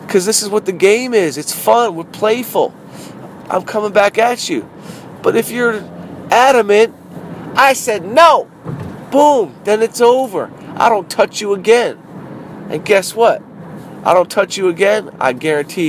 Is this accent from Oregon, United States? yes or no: no; Southfield, Michigan, United States; moved away; I'm from Southfield, Michigan